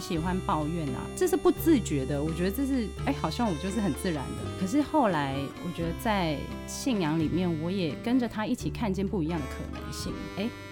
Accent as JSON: {"language": "Chinese", "country": "Hong Kong", "moved": "as an adult", "lives_now": "Taiwan", "said": "我是香港人"}